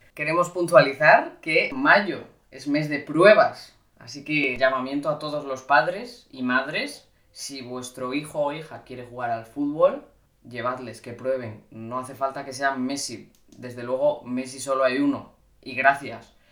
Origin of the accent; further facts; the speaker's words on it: Cantabria, Spain; now in Madrid, Spain; los veranos los paso en Cantabria, que es de donde soy yo